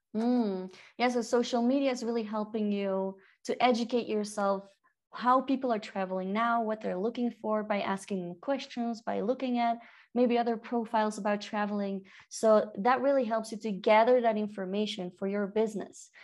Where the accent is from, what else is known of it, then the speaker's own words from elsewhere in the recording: Belgium; now in Peru; I'm from Belgium, living in Peru